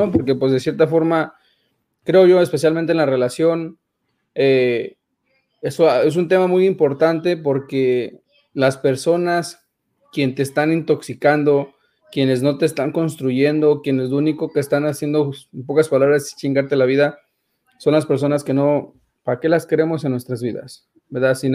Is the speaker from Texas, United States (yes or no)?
yes; Dallas, Texas, United States; Me empecé a saludar y que yo soy de Dallas